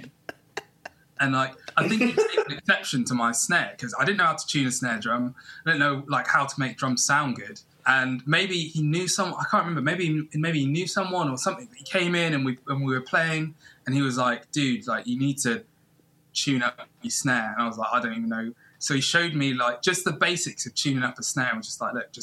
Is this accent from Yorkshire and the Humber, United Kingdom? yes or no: no; Plymouth, South West England, United Kingdom; I grew up in Plymouth